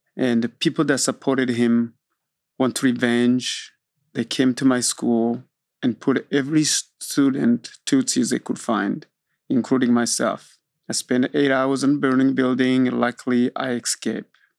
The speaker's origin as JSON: {"language": "English", "country": "Burundi", "tie": "born or raised there", "moved": "yes", "lives_now": "Austin, United States", "said": "I am from Burundi. Burundi is a small country in East Africa"}